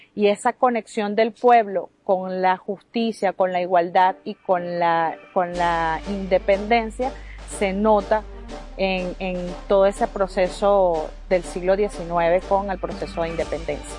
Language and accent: Spanish; Peru; batallones de pueblo llegan a mi tierra